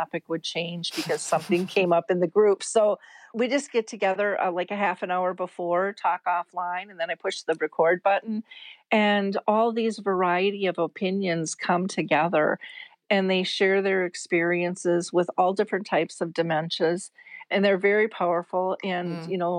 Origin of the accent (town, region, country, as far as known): United States